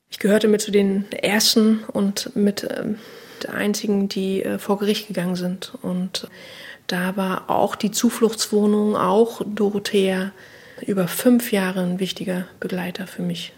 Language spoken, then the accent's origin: German; Berlin, Germany; Ich bin im Osten, also im DDR-Teil sozusagen groß geworden